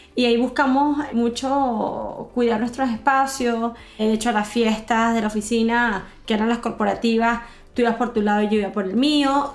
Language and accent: Spanish; Venezuela; moved away as an adult; now in Santiago, Chile; Soy venezolana, soy mamá de Andrés y de Paula